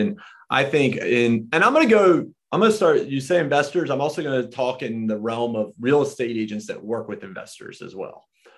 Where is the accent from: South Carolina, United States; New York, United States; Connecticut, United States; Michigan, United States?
South Carolina, United States; Myrtle Beach; I grew up in Myrtle Beach.